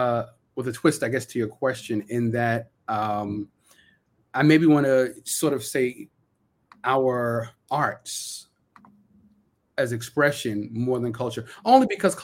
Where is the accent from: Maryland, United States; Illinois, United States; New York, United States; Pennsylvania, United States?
New York, United States; Brooklyn; So when I go walk outside my house and I speak with a certain linguistic style that reflects that I'm from Central Brooklyn, that's culture, right?